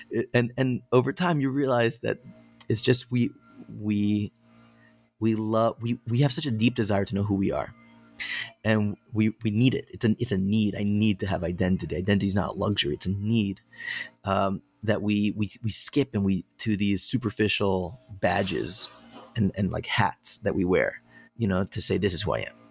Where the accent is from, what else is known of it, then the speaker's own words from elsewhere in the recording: Connecticut, United States; I grew up in Connecticut